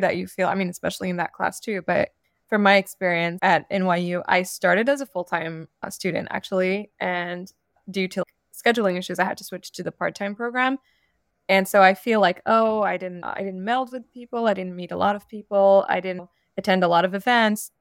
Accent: Montreal, Quebec, Canada; moved away as an adult; also born or lived in Morocco; now in New York, United States; I'm a Moroccan, and I grew up in Montreal before moving to New York for grad school a few years ago.

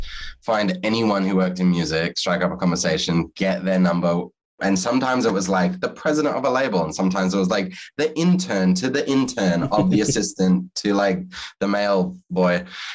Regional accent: Australia; now in United States; And because I'm Australian living in America, I couldn't have another job.

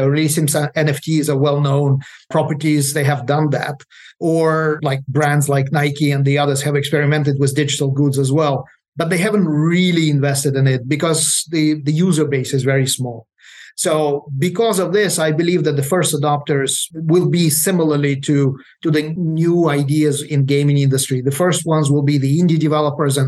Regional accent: Ukraine; moved away; I'm originally from Ukraine

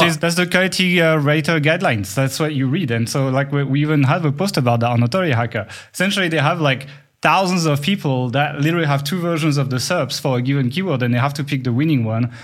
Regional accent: France; accent: French; my French accent

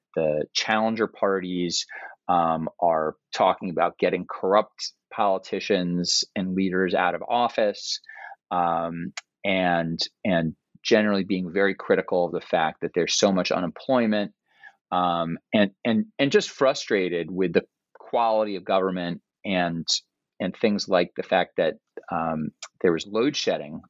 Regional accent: New York City, New York, United States; moved away as an adult; also born or lived in Princeton, New Jersey; now in Cambridge, Massachusetts, United States; I grew up in New York City in the 1980s

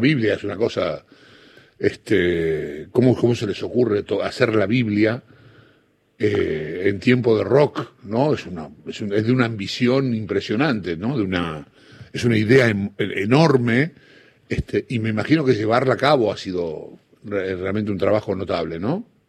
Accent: Don Bosco, Buenos Aires Province, Argentina; yo vivía en Don Bosco, provincia de Buenos Aires

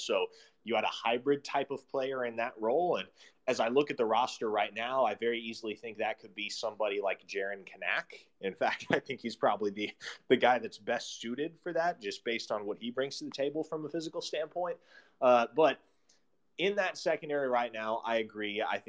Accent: Omaha, Nebraska, United States; moved away as an adult; now in Norman, United States; I grew up in Omaha, which is about 40 minutes away.

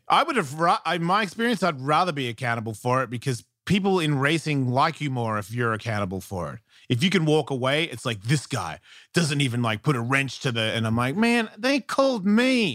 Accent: Melbourne, Victoria, Australia; I'm from Melbourne

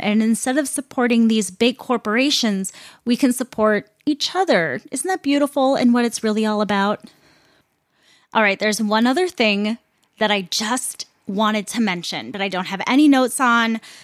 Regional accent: Roseville, Minnesota, United States; the Target that I grew up going to in Roseville, Minnesota, was the first Target ever in the world

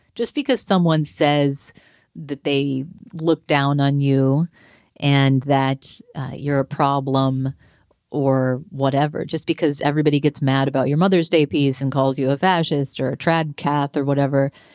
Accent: North Texas, United States; moved away; I grew up in North Texas

